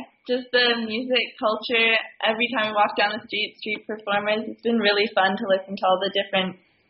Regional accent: Victoria, British Columbia, Canada; I'm from Victoria.

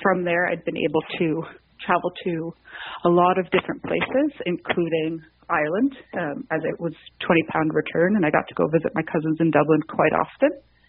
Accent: Montreal, Quebec, Canada; moved away as an adult; also born or lived in Liverpool; now in Ottawa, Canada; I'm participating in this year's Ottawa Rose Selection. I'm born and raised in Montreal, and I currently live in Ottawa.

